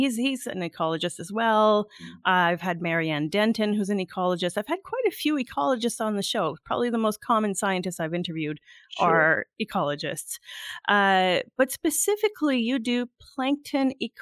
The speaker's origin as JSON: {"language": "English", "region": "Northern Ontario", "country": "Canada", "tie": "born or raised there", "said": "I kind of grew up in Northern Ontario, Canada"}